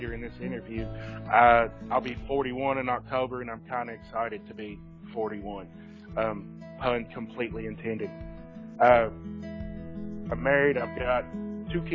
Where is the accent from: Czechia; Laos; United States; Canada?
United States; Eminence, Kentucky; also born or lived in Shelbyville, Kentucky; I'm from Eminence, Kentucky, which is a real small town. I was raised by my grandparents way out in the country.